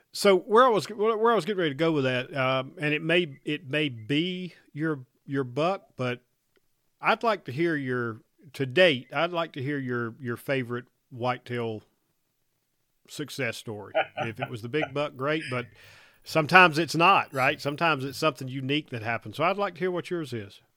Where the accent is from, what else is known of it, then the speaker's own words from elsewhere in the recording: North Carolina, United States; growing up in North Carolina. I got to I got to hunt in snow a bit there